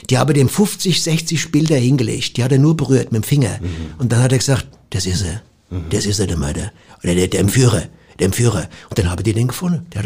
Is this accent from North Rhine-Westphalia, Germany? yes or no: yes; Cologne, North Rhine-Westphalia, Germany; ah, ich komme ja aus Köln und äh, in der Parapsychologie geht es ja auch immer um das Leben nach dem Tod.